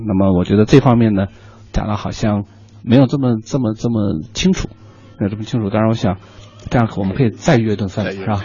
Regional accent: Sichuan, China; 其实我也是四川人

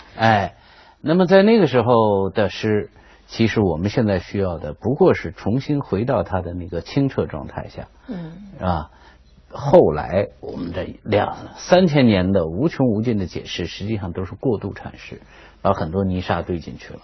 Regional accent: China; 身为一个中国人

